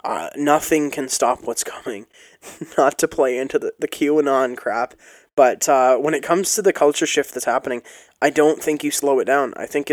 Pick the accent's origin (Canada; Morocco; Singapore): Canada; There was no teams. It was, we're all Canadian. We're all small-town hockey-playing Canadian.